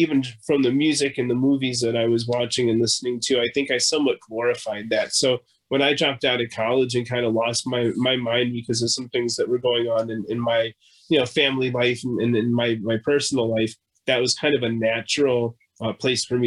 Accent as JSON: {"language": "English", "town": "Evanston", "region": "Illinois", "country": "United States", "tie": "born or raised there", "said": "I grew up in Evanston"}